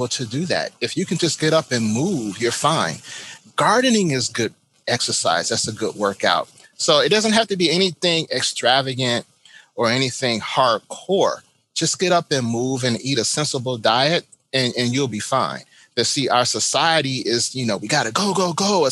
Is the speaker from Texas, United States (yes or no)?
no; Chicago, Illinois, United States; now in Florida, United States; I am from Chicago, so I know how cold it is.